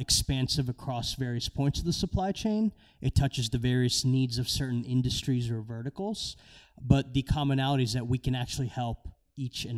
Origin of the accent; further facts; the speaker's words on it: Maryland, United States; also born or lived in India; my parents moved here when I was about 9 months old. We moved from India. I was born there, grew up in Maryland